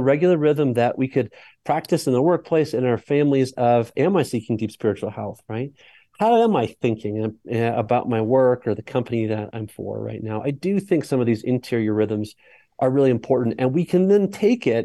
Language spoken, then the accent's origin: English; Colorado, United States; I'm from Colorado